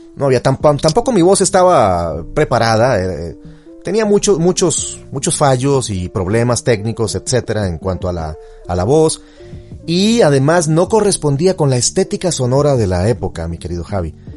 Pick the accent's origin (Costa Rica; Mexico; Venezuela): Costa Rica; also born or lived in Chile; en Costa Rica es donde tenemos un acento